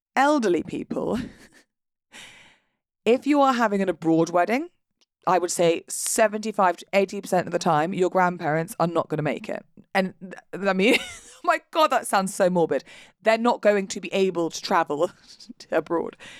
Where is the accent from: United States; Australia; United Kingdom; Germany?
United Kingdom; we're British. We're British, and therefore we are not going to talk about our emotions out loud